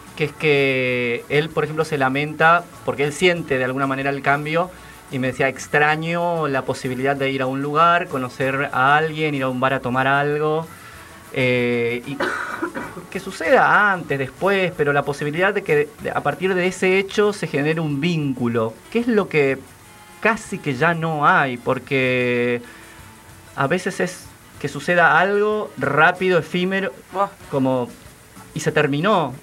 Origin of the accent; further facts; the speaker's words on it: Formosa, Argentina; now in Buenos Aires, Argentina; yo que vengo de Formosa y que llegué acá en el 2000, no sé, 6, 7